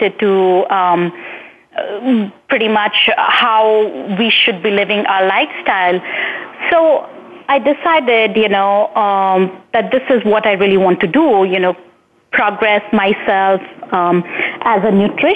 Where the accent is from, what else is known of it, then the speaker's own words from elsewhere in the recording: India; moved away; I hailed from India, and while I was growing up in India